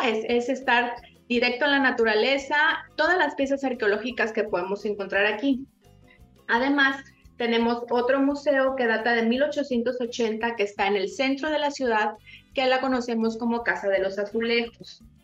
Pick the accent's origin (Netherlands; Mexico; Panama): Mexico; Tabasco; aquí somos primos, compadres, hermanos